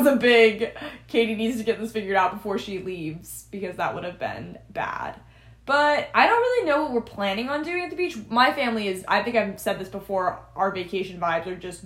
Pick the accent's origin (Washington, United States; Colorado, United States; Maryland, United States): Maryland, United States; I'm from Maryland